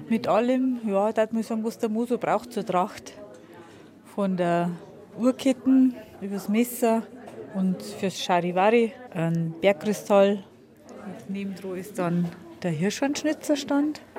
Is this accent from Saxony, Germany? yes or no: no; Bavaria, Germany; Und das ist ja das Besondere, was wir Bayern haben.